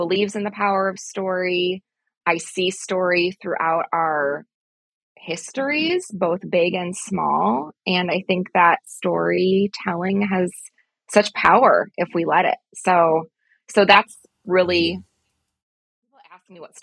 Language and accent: English; Midwest, United States; I'm from the Midwest